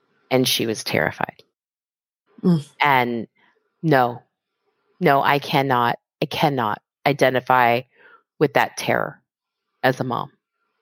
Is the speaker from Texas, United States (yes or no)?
yes; Texas, United States; I grew up in Texas, like surrounded by racist assholes